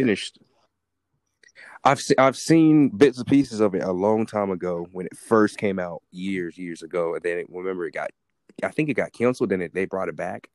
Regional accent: United States; I'm from America

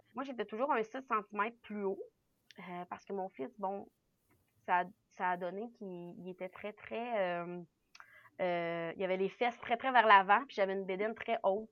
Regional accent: Quebec City, Quebec, Canada; now in Centre-du-Québec, Canada; je viens de Québec. Je suis née à Québec, euh, euh, la ville de Québec. Mais, mais j'habite présentement là, au centre du Québec

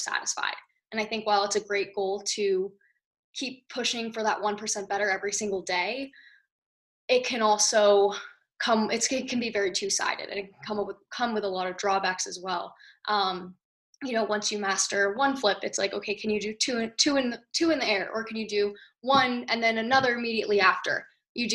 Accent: Santa Monica, California, United States; I am from Santa Monica, California

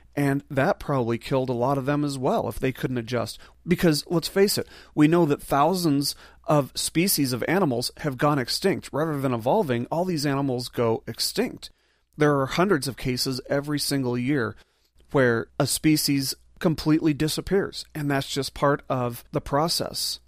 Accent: Las Vegas, Nevada, United States; I'm from Las Vegas. There's a desert right there.

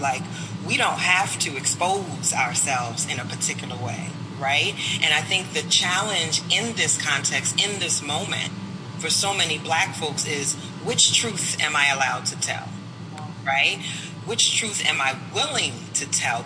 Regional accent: United States; I was born and raised in this country

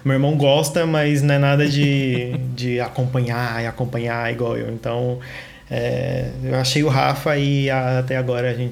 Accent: São Paulo, Brazil; tenho 26 anos, é sou da Zona Sul de São Paulo.

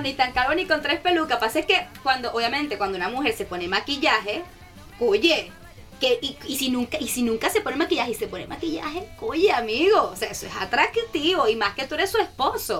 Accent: Caracas, Capital District, Venezuela; now in Brisbane, Australia; yo soy de Caracas, soy venezolana.

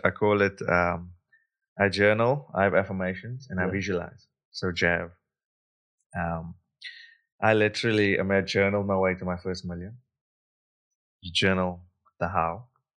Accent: South Africa; Like, yes, I come from South Africa. Yes, I'm a male. Yes, I'm brown. Yes, I speak English

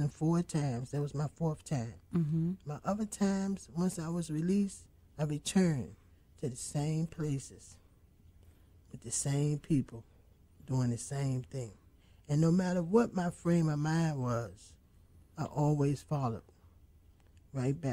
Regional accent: Alexandria, Virginia, United States; I'm from Alexandria.

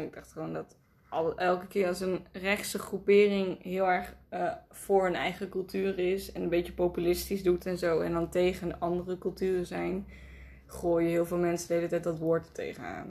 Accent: Nijmegen, Gelderland, Netherlands; waar ik vandaan kwam. Gewoon Nijmegen.

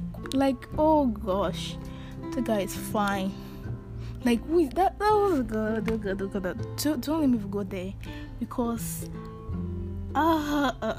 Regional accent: Ibadan, Oyo, Nigeria; now in Houston, United States; I grew up in Ibadan, in Oliole

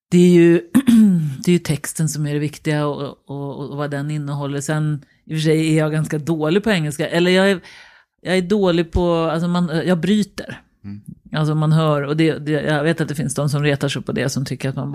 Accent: Danderyd, Stockholm County, Sweden; Oj. Danderyd. Danderyd. Mm. Hos mormor och morfar.

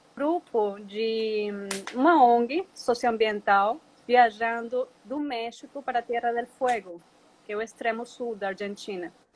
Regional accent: Venezuela; moved away as an adult; also born or lived in Colombia; now in Presidente Figueiredo, Brazil; Eu sou da Venezuela, tá? Sou uma menina de cidade, urbana.

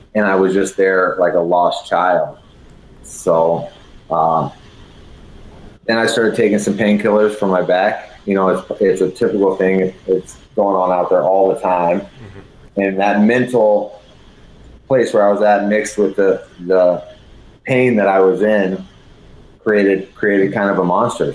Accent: San Antonio, Texas, United States; moved away as an adult; also born or lived in Colorado; I'm from San Antonio, Texas, Douglas MacArthur High School

